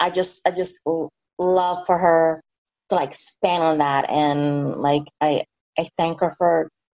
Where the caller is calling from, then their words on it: Atlanta, Georgia, United States; Oh, Atlanta, Georgia.